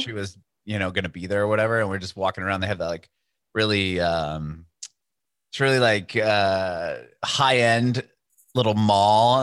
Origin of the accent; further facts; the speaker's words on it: San Diego, California, United States; from San Diego originally.